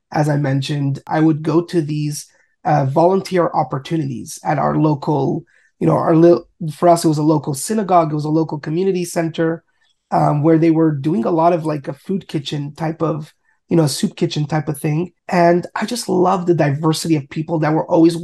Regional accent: Montreal, Quebec, Canada; I grew up in Montreal, Canada

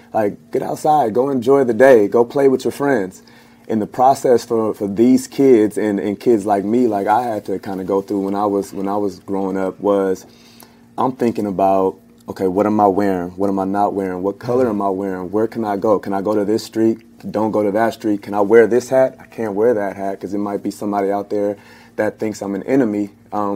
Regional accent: Los Angeles, California, United States; I come from the Crenshaw districts, Lawson and Crenshaw

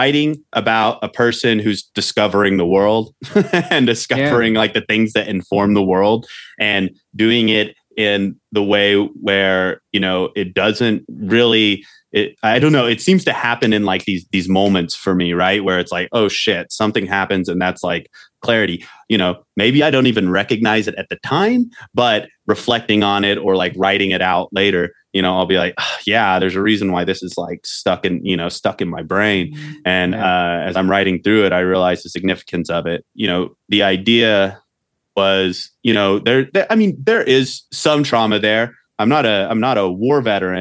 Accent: Oklahoma, United States; moved away as an adult; now in Montana, United States; I go back to Oklahoma

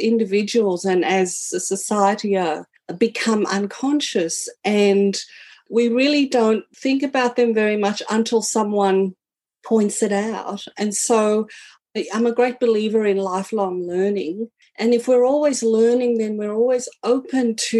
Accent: South Africa; moved away as an adult; now in Australia; I am a South African born. I came to Australia in 1986 as a 21-year-old, and I've lived here ever since

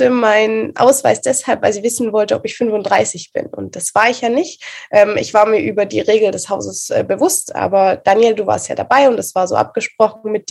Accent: Reutlingen, Baden-Württemberg, Germany; ich komme aus Reutlingen, für die, die es noch nicht wissen.

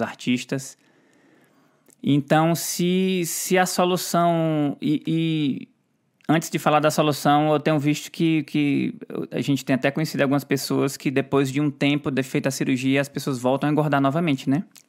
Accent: Ceará, Brazil; eu sou do Ceará, eu falo quieto

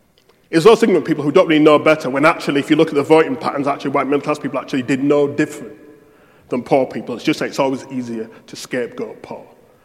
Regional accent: United Kingdom; I don't want people to be ashamed of being British. I'm not ashamed of being British.

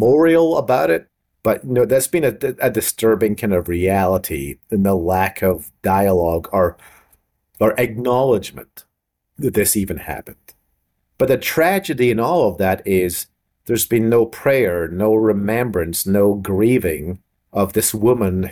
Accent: Scotland, United Kingdom; being Scottish

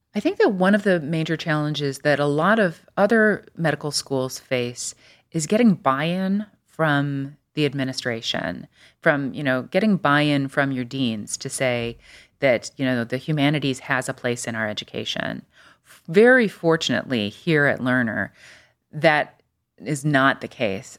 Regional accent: Des Plaines, Illinois, United States; now in Cleveland, United States; I grew up outside Chicago in a, kind of in a suburb called Des Plaines, Illinois

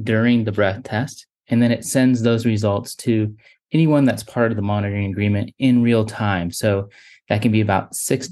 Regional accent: Orange County, California, United States; moved away as an adult; now in North Carolina, United States; I was born and raised in Orange County.

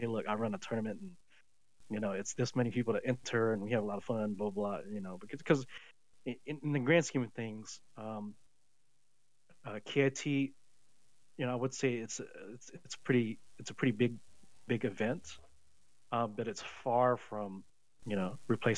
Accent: Tennessee, United States; growing up in Tennessee

